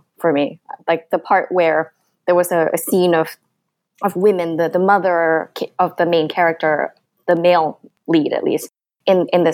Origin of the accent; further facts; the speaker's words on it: Singapore; moved away as an adult; now in United States; that was the kind of environment I grew up in Singapore